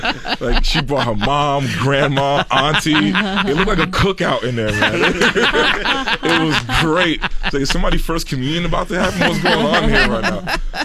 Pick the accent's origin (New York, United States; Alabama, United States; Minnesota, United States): New York, United States; New York City; also born or lived in Pittsburgh; I'm from New York